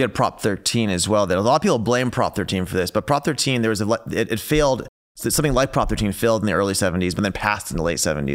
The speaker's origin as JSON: {"language": "English", "region": "California", "country": "United States", "said": "I come from California"}